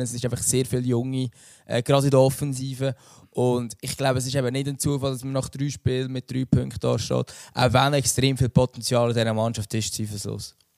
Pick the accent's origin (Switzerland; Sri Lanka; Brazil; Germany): Switzerland; Central Switzerland; ich bin aus der Innerschweiz